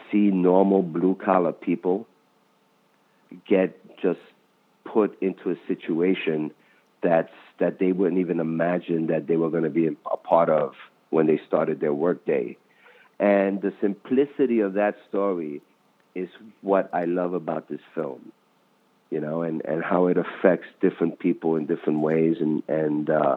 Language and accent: English; New York City, New York, United States; I grew up in the Bronx